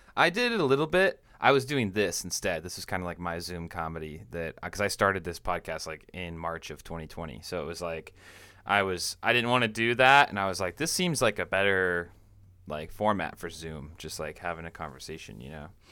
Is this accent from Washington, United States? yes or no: yes; Washington, United States; now in Central Coast, California, United States; I'm from, I'm from Washington State